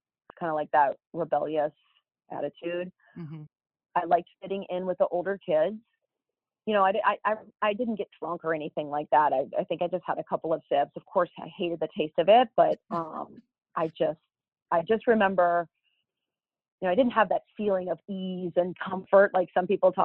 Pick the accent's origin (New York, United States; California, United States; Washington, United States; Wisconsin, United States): California, United States; Los Angeles; I grew up in Southern California, a suburb of Los Angeles, Northridge, California